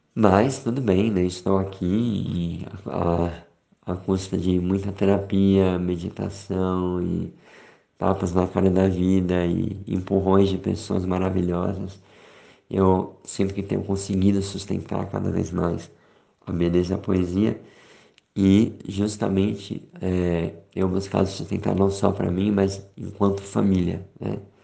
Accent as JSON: {"language": "Portuguese", "country": "Brazil", "moved": "yes", "lives_now": "Switzerland", "said": "nós somos brasileiros"}